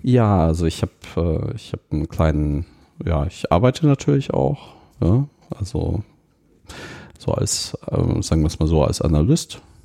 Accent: Munich, Bavaria, Germany; ich komme aus München

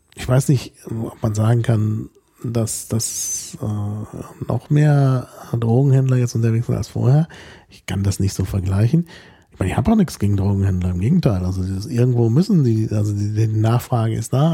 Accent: Berlin, Germany; als Berliner

